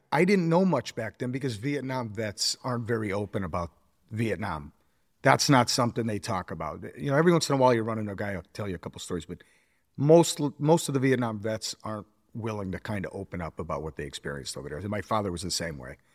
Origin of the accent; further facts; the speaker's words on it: Springfield, Massachusetts, United States; I grew up in Springfield, Mass.